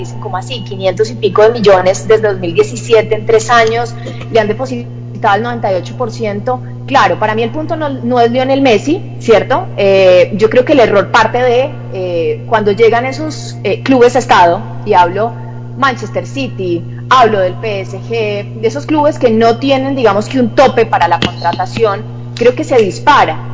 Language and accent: Spanish; Santander, Colombia; moved away; mi tierra